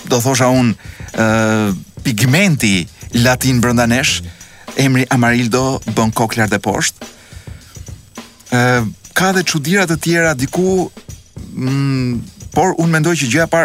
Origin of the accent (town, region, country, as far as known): Albania